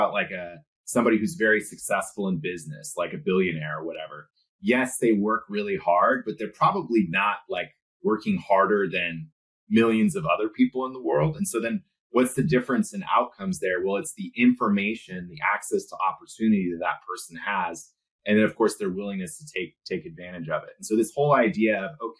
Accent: Silicon Valley, California, United States; I was born in the 80s and I was born in Silicon Valley

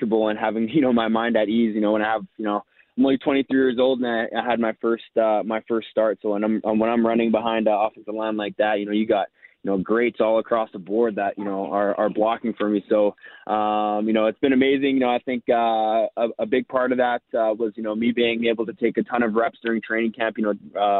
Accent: Winnipeg, Manitoba, Canada; I'm playing in the city that, you know, I was born and raised

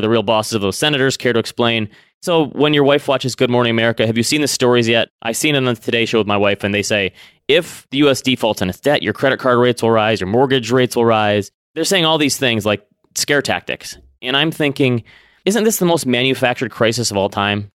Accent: Midwest, United States; growing up in the Midwest

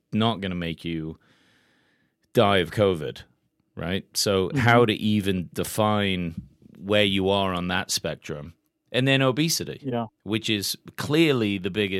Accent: England, United Kingdom; now in United States; growing up in England, we get tons of vaccines.

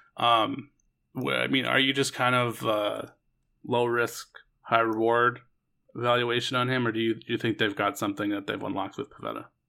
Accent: Portland, Maine, United States; my hometown Portland

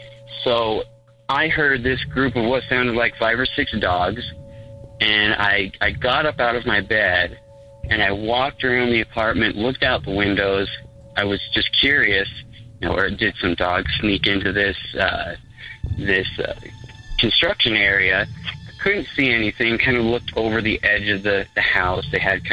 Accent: Utah, United States; I'm from Utah, so safe guess, I am Mormon.

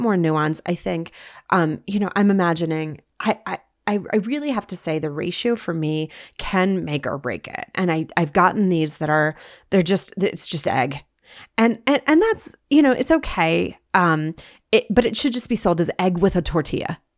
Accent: Bismarck, North Dakota, United States; now in Salt Lake City, United States; Before I was a Uton, I was a North Dakotan, born and raised in Bismarck, North Dakota

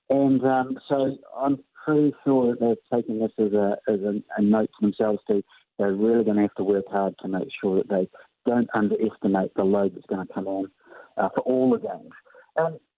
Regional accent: New Zealand; that's one thing that I would say about New Zealand that we are different from Australia.

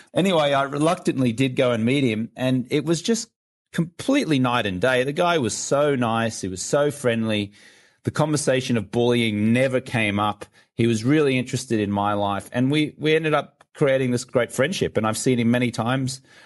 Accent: Brisbane, Queensland, Australia; moved away as an adult; also born or lived in London; now in Los Angeles, United States; I'm from Brisbane, Australia, but I was living in London at, at that time

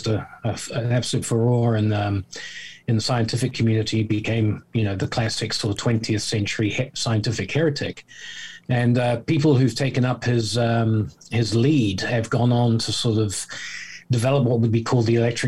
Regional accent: New Zealand; moved away as an adult; also born or lived in South Africa / Southeast Asia; now in United Kingdom; I was born in South Africa, brought up in New Zealand. I've spent many years in Southeast Asia as an adult. I'm now living in the UK.

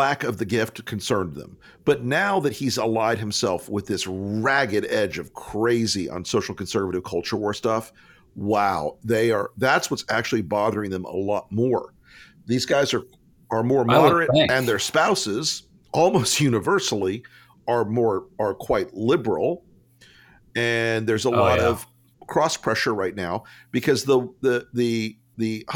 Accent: Tampa, Florida, United States; I'm from Tampa across the bay

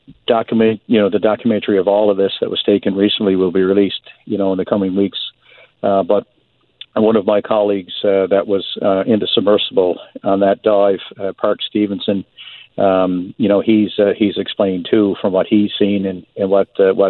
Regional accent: Newfoundland and Labrador, Canada; growing up in Newfoundland

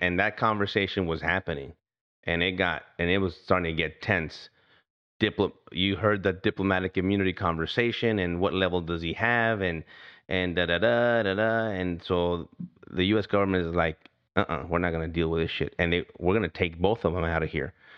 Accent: United States; I'm from here, from the United States of America

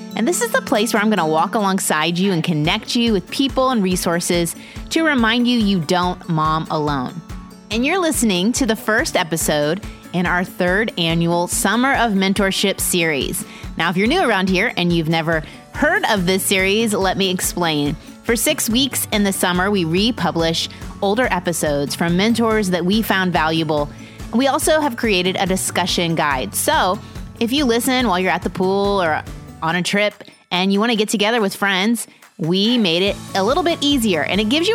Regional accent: Carmel, Indiana, United States; now in Texas, United States; I was from Carmel, Indiana

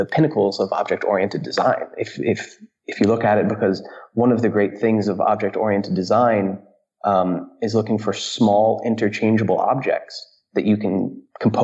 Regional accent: outside New York City, United States; moved away as an adult; also born or lived in California, United States; now in Berlin, Germany; I grew up outside New York City and then moved in California for a bit.

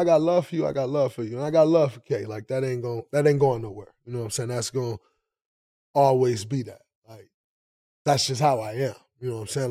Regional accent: Saginaw, Michigan, United States; I'm from Saginaw

